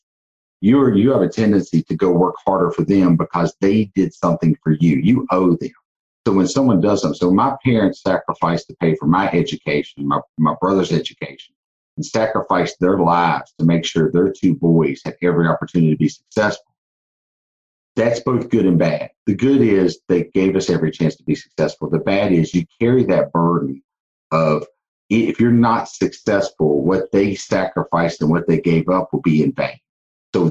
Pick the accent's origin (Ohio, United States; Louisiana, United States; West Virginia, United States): West Virginia, United States; McDowell County; I'm proudly from McDowell County, West Virginia